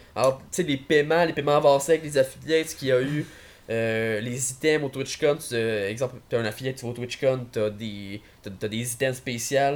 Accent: Quebec, Canada; au Québec, on est tellement petit, on est tellement éparpillé que même si on écrit, on est québécois

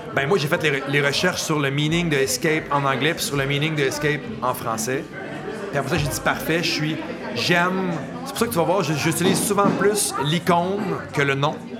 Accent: Montreal, Quebec, Canada; Marc et moi, on vient de la région de Montréal.

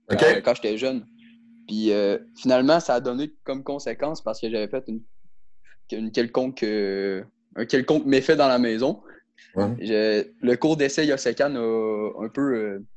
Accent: Quebec City, Quebec, Canada; je viens de Québec. Je suis un de Québec.

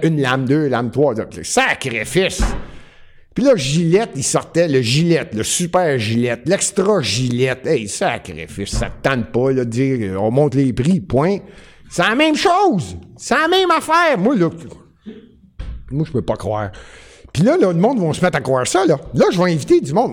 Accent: Montreal, Quebec, Canada; je suis montréalais

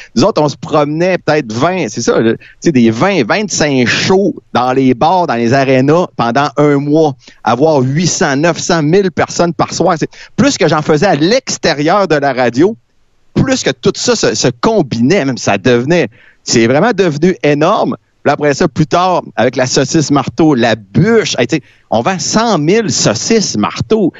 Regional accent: Rivière-du-Loup, Quebec, Canada; also born or lived in Jonquière; now in Quebec City, Canada; quand je suis parti de Rivière-du-Loup pour aller à Jonquière

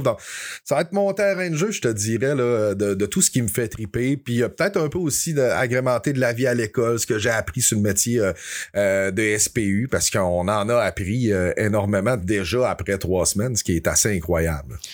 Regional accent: Dolbeau-Mistassini, Quebec, Canada; je suis un gars qui vient de Dolbeau. Je viens de Dolbeau-Mistassini, dans le haut du lac Saint-Jean

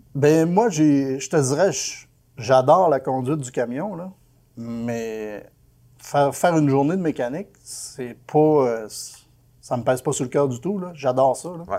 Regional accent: Quebec, Canada; moi je viens du Lac-Saint-Jean

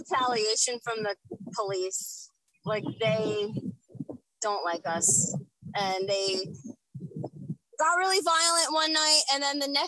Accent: Lawrenceville, New Jersey, United States; also born or lived in Trenton, New Jersey; I was born in Trenton

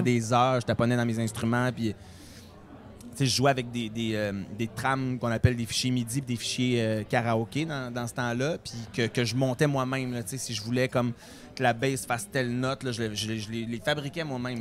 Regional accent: Beauce, Quebec, Canada; Je viens de la Beauce

